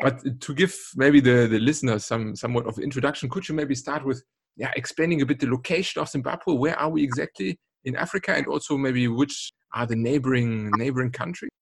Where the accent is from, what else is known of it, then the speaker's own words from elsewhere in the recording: Cologne, North Rhine-Westphalia, Germany; in Cologne, my hometown